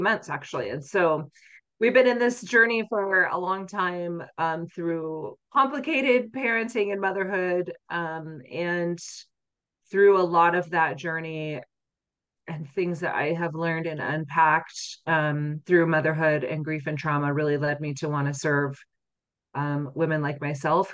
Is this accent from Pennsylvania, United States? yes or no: no; Utah, United States; I grew up here in Utah